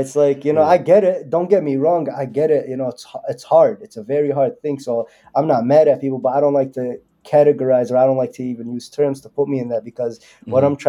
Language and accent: English; Yemen; my people in Yemen. I'm from Yemen, but they're having one of the worst humanitarian crises in the world.